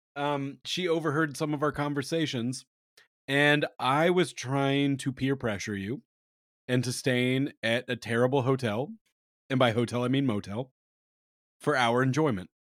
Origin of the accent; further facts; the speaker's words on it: Midwest, United States; somebody who grew up in the Midwest